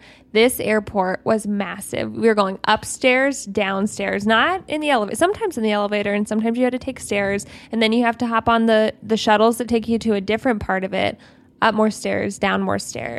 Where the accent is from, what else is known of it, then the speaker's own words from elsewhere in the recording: Ohio, United States; We're from Ohio.